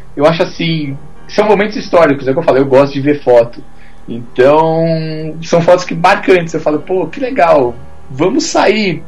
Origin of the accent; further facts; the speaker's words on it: Brazil; como brasileiro, e eu assim, fotógrafo